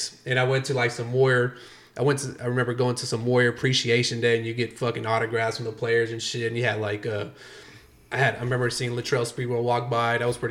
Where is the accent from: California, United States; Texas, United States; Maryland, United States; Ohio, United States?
California, United States; Oakland; I was born in Oakland.